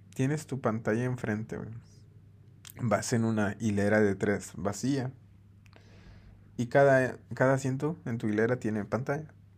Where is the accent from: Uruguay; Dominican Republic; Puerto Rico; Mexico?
Mexico; como mexicano